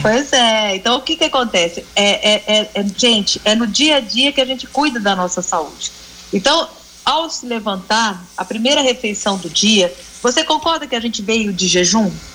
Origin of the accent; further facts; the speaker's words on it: Minas Gerais, Brazil; eu sou de Minas